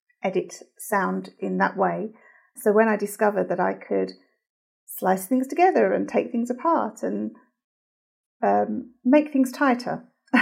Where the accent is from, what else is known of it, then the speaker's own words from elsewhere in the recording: London, United Kingdom; I'm from London, England.